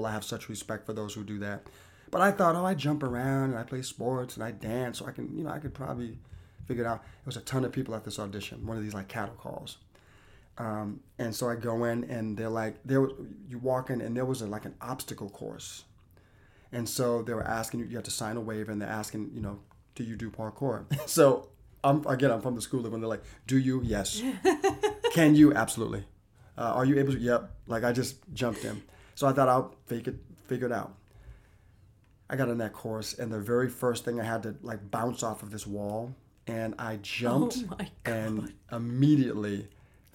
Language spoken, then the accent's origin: English; Boston, Massachusetts, United States; up to that point I was in my hometown of Boston